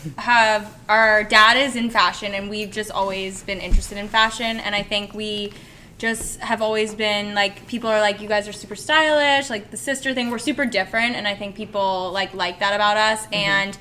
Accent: Bedford, New York, United States; now in New York City, United States; So we're sisters, and we are from Westchester, New York. We both live in New York now. …'s in Greenwich Village, and I'm in Tribeca.

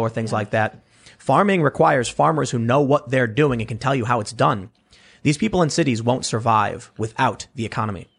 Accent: United States; I'm from America

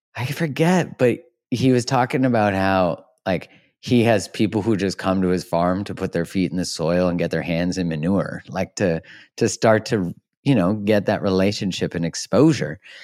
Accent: Alberta, Canada; I'm from Alberta, which is like the Texas of Canada

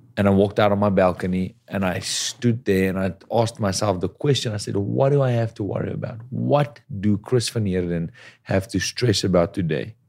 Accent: South Africa; moved away as an adult; now in Los Angeles, United States; as a South African, boxing was pretty big back home

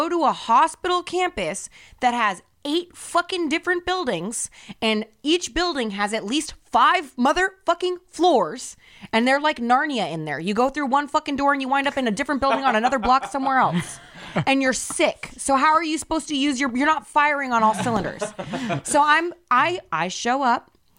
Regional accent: United States; As an American

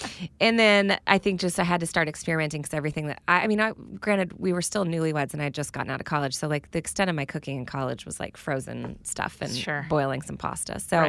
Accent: California, United States; I have never heard of it, but I'm from Northern California.

